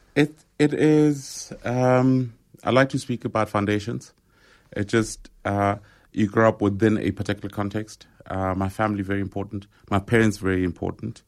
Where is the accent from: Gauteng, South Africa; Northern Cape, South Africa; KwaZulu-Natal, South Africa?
Gauteng, South Africa; Rockville; growing up in Rockville